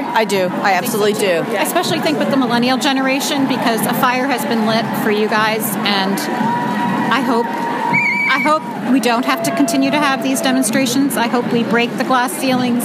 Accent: Virginia, United States; I'm from the 64th district in Virginia

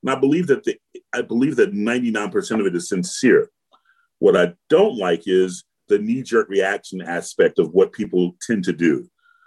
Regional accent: Georgia, United States; growing up in Georgia

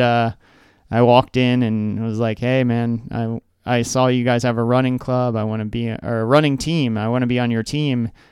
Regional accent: Oakton, Virginia, United States; also born or lived in Michigan; now in Arlington, United States; I grew up in Oakton

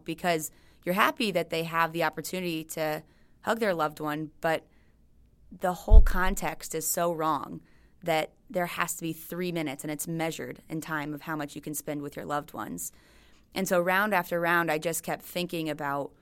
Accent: United States; being an American

